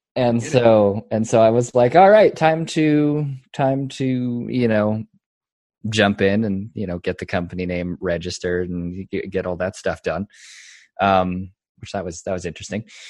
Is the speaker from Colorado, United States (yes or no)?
yes; Colorado, United States; moved away as an adult; also born or lived in Texas; it's my home state